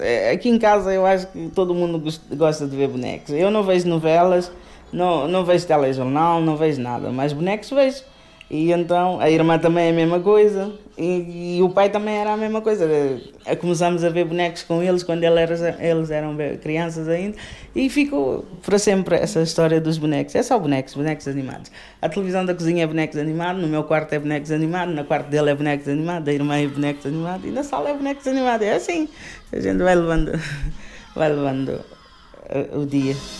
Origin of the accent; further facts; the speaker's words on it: Portugal; also born or lived in Cape Verde; Eu vim de Cabo Verde, mas vim com 6 meses de idade. Ainda era criança, não conheço a minha terra. Cresci aqui, em Portugal